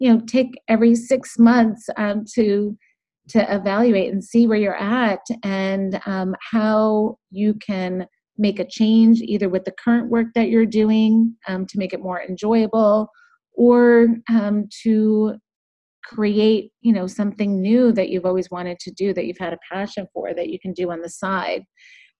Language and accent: English; Boston, Massachusetts, United States; I grew up in the Boston area